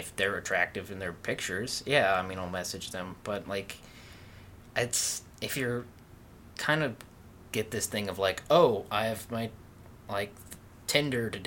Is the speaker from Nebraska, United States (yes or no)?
yes; Nebraska, United States; moved away; also born or lived in Utah; I'm from Nebraska.